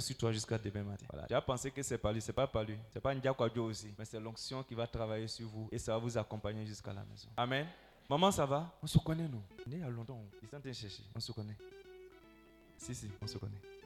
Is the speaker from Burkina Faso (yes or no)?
yes; Bobo-Dioulasso, Hauts-Bassins, Burkina Faso; chez nous à Bobo là-bas